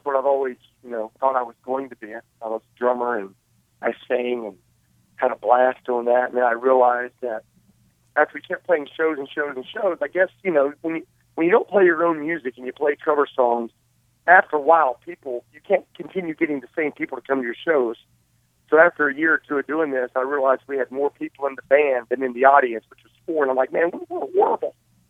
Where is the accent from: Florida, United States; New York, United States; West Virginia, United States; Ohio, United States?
West Virginia, United States; Princeton; moved away; I was doing a premiere in my hometown of Princeton, West Virginia.